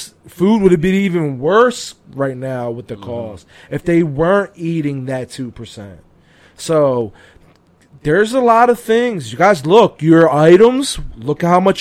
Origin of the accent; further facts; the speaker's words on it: Puerto Rico; as a fellow Puerto Rican and as an American